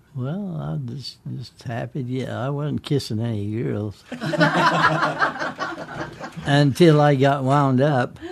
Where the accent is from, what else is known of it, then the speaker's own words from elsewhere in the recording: Provo, Utah, United States; also born or lived in Emmett, Idaho; I was born in Provo, Utah